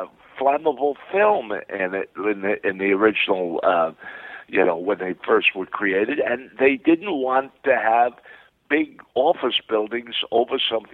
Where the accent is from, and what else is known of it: New York City, New York, United States; born or raised there; moved away; also born or lived in Brooklyn, New York